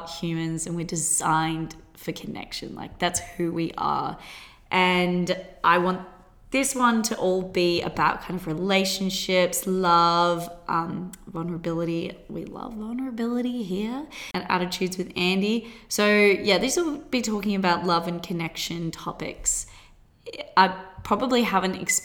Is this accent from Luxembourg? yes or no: no; Australia; accent: Australian; also born or lived in Gold Coast; I currently live on the Gold Coast. If you can't tell by my accent, that is Australia.